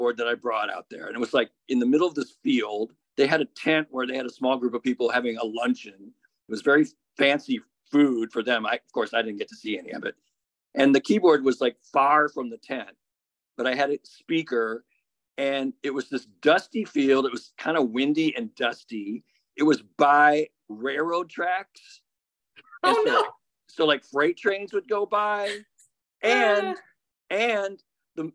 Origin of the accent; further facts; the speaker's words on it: Bloomfield Hills, Michigan, United States; moved away as an adult; now in San Francisco, United States; I grew up in Bloomfield Hills, which is a suburb of Detroit